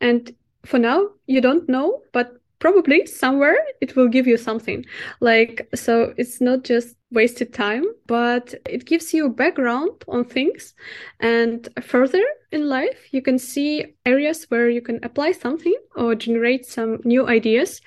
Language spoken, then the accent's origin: English; Minsk, Belarus; English is a second language; moved away as an adult; now in Amsterdam, Netherlands; The company was based in Minsk, in my hometown